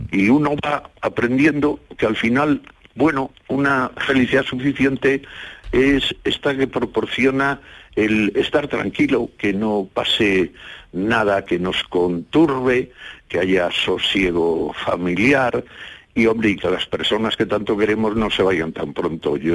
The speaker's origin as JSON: {"language": "Spanish", "town": "Villablino", "region": "Castile and León", "country": "Spain", "tie": "born or raised there", "said": "yo quiero mucho a mi pueblo, eh, al Valle de la Siana."}